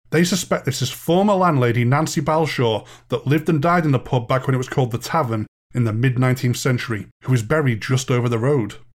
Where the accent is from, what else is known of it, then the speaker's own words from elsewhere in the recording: Ormskirk, North West England, United Kingdom; I was born and raised in Ormskirk